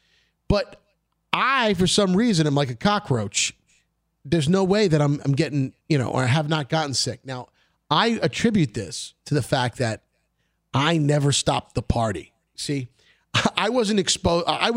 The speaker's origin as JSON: {"language": "English", "town": "New York City", "region": "New York", "country": "United States", "tie": "born or raised there", "said": "growing up in Brooklyn"}